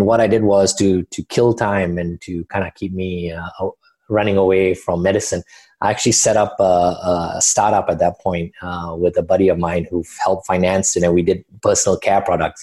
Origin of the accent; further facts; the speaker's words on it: Kuala Lumpur, Malaysia; moved away as an adult; also born or lived in Singapore; I was born and raised in Malaysia. I grew up in Kuala Lumpur, the capital city, was there till the end